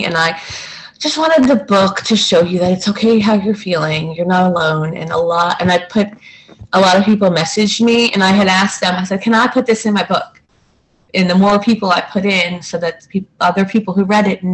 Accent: New Jersey, United States; Growing up in New Jersey

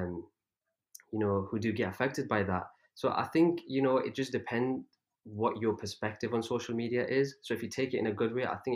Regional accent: England, United Kingdom; also born or lived in Pakistan; I was actually born in Pakistan, but then I was only like 2 years old when I came to, when I moved to England. So I don't remember anything from there, obviously. So growing up, I never had any Urdu lessons

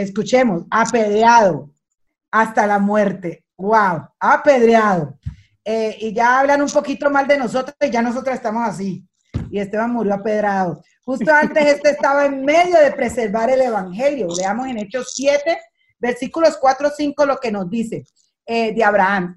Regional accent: Colombia; moved away as an adult; now in Dominican Republic; yo soy colombiana

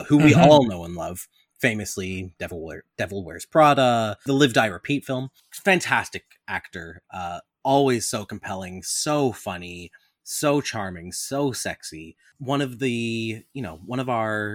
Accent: Canada; I'm also Canadian

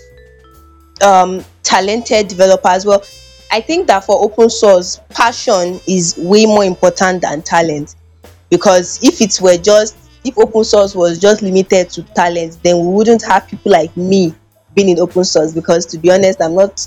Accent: Delta, Nigeria; I'm from Delta State, Nigeria. And it's very difficult for many people to believe because I speak pretty good Yoruba

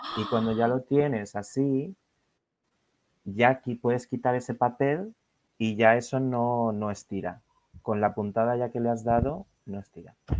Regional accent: Madrid, Community of Madrid, Spain; moved away as an adult; now in London, United Kingdom; vivo en Londres, eh, pero originalmente soy de Madrid, de España

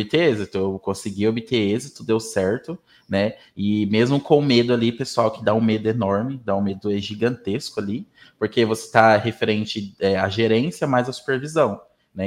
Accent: Mato Grosso do Sul, Brazil; moved away as an adult; now in Umuarama, Brazil; Mato Grosso do Sul, onde eu fui criado

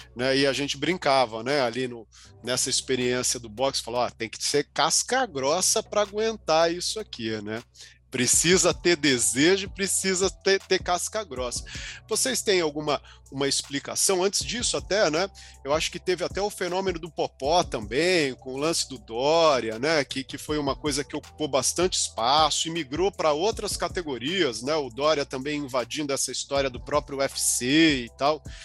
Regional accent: ABC region, São Paulo, Brazil; Eu sou aqui do ABC

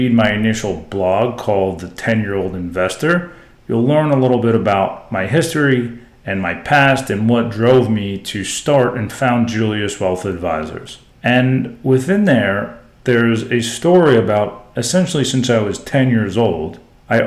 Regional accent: South Florida, United States; being a huge Miami Hurricanes fan growing up in South Florida in the 80s through the early 2000s

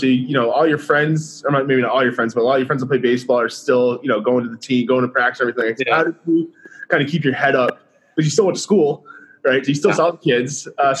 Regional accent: Hudson, Massachusetts, United States; we grew up in Hudson together

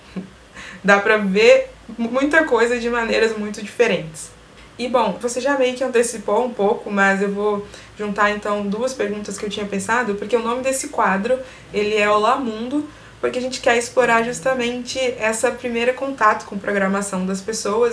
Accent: Brazil; a gente se vê como brasileiro

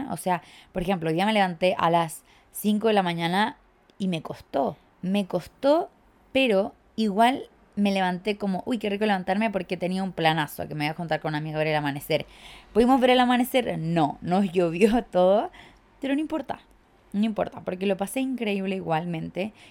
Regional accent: Chile; Sí, chiques, vuelvo a Chile, yo soy de Chile. Sé que no tengo acento, lo sé, me lo dicen todo el tiempo, que tengo un acento raro

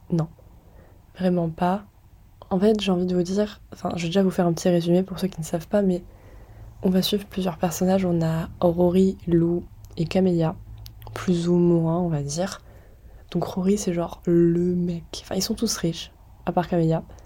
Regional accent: France; on est français

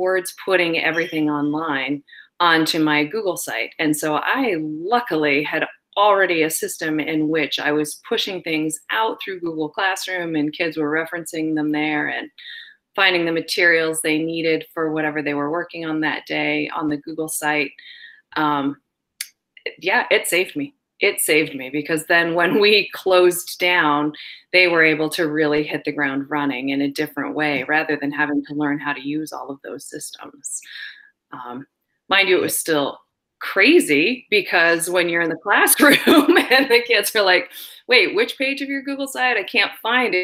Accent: Wyoming, United States; moved away as an adult; also born or lived in Massachusetts; now in Vermont, United States; I grew up in Wyoming, kind of took some time off from school and poked around, lived in various places around the world

